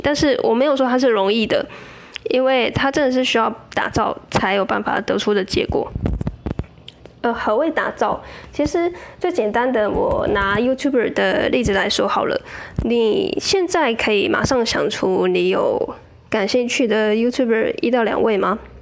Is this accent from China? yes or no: no; southern Taiwan, Taiwan; moved away as an adult; also born or lived in Taipei; 因为我老家在南部